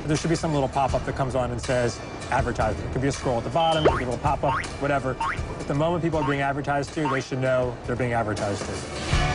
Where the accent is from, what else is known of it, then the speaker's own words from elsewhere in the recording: Bærum, Akershus, Norway; Jeg er fra Bærum